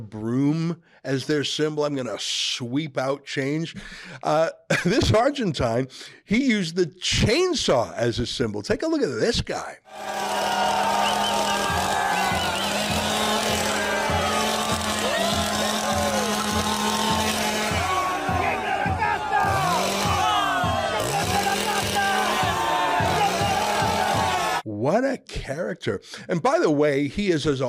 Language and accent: English; Canada; I'm a Canadian through and through